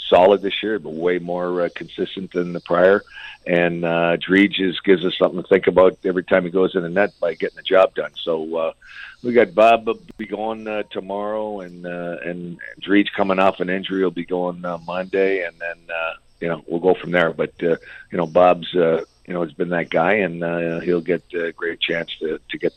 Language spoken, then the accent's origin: English; Windsor, Ontario, Canada; I grew up in Windsor, so we'd go the odd time we go to Hazel or DRC